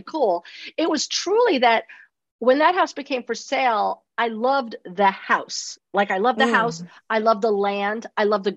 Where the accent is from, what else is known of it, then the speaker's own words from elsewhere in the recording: New York City, New York, United States; also born or lived in East Hampton, New York; my childhood growing up in New York City